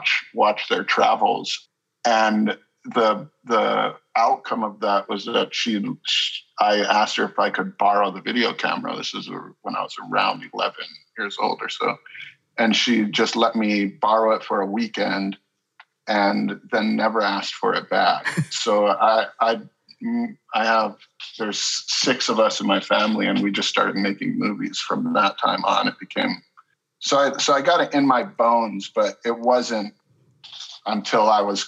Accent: Haiku, Hawaii, United States; now in Los Angeles, United States; I grew up in Hawaii. I grew up in a small town on Maui called Haiku, which is out in the country.

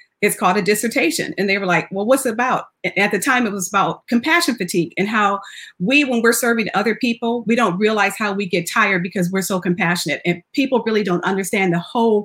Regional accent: Jackson, Michigan, United States; also born or lived in Phoenix, Arizona; now in San Antonio, United States; I actually grew up in Jackson, Michigan

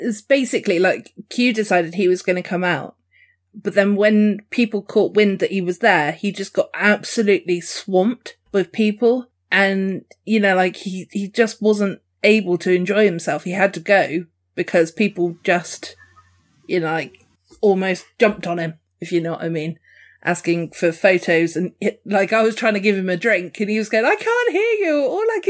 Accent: Dorset, South West England, United Kingdom; I'm Dorset

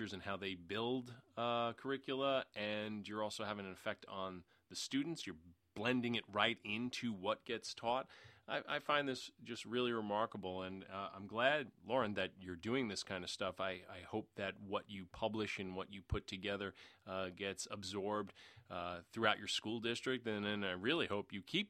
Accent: New York City, New York, United States; I grew up in Queens, New York, in the New York City area.

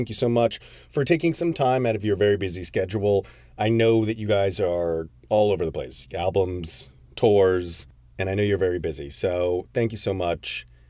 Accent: Connecticut, United States; Peter, so, I mean, a lot of the guys are from Connecticut, which is my hometown.

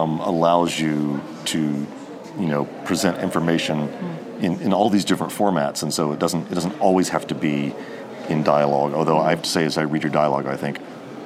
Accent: United States; as an American reader

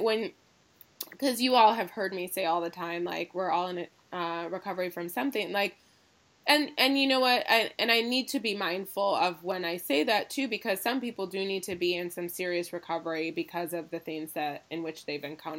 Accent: Ann Arbor, Michigan, United States; also born or lived in Los Angeles; my hometown of Ann Arbor

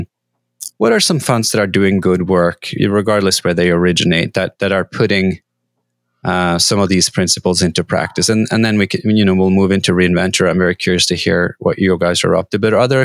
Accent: Norway; I come from Norway

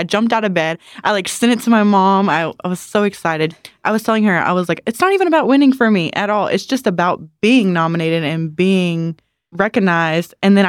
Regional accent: Walterboro, South Carolina, United States; I'm from Walterboro, South Carolina.

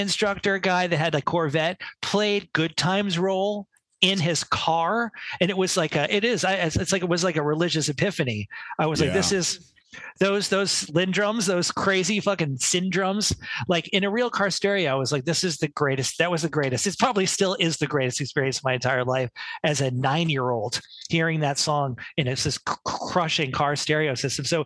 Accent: New York City, New York, United States; So I grew up around in New York City in the 70s

